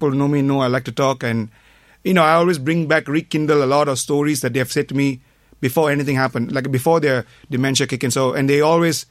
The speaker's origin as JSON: {"language": "English", "country": "Malaysia", "moved": "as an adult", "lives_now": "Ireland", "said": "I'm from Malaysia. I came to Ireland back in 97"}